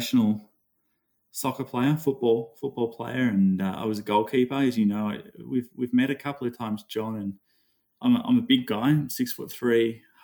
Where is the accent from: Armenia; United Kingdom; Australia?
Australia; Growing up in Australia